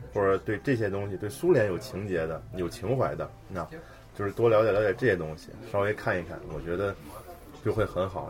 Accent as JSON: {"language": "Chinese", "country": "China", "moved": "yes", "lives_now": "Moscow, Russia", "said": "我们中国人"}